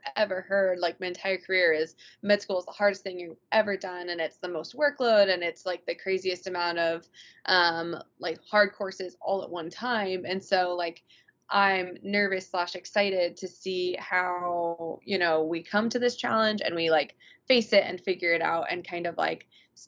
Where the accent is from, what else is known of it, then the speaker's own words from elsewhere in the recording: Reno, Nevada, United States; I'm from Reno